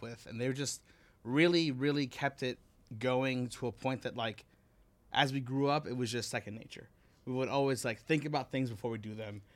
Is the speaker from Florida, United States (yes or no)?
yes; Miami, Florida, United States; also born or lived in New York / Oklahoma; now in Las Vegas, United States; I was born in New York. I moved to Miami when I was, like, four years old.